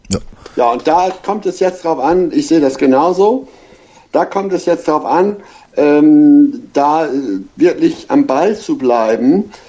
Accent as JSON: {"language": "German", "region": "Hamburg", "country": "Germany", "said": "als Hamburger"}